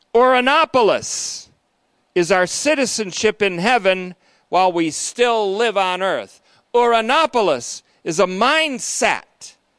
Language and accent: English; United States; I speak as an American Christian